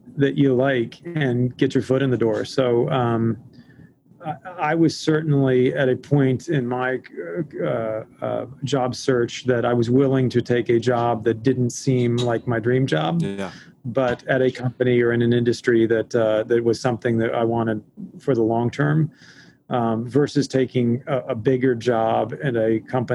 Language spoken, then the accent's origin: English; Key Largo, Florida, United States; now in New York, United States; me growing up in Key Largo